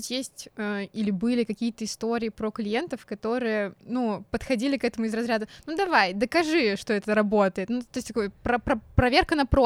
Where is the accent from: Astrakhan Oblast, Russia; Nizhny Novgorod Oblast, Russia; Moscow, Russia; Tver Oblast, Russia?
Nizhny Novgorod Oblast, Russia; Nizhny Novgorod; я в Нижнем родилась.